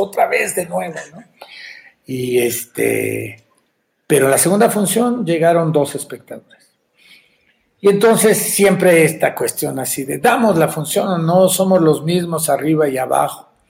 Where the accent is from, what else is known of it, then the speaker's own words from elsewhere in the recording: Mexico; creadores mexicanos quienes lo hacemos